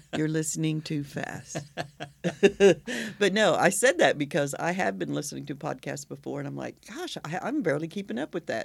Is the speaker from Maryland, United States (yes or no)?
no; Oklahoma, United States; I'm from Oklahoma